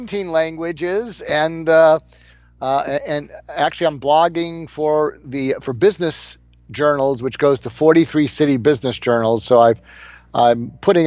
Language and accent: English; Boston, Massachusetts, United States; I am from Boston